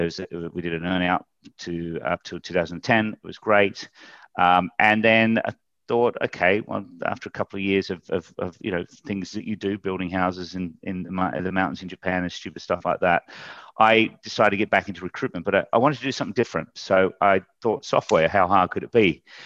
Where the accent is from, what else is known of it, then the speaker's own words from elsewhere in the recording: Australia; moved away as an adult; also born or lived in United Kingdom; I'm an Aussie. I, um, actually went to, uh, the U K when I was twenty-five and got into recruitment then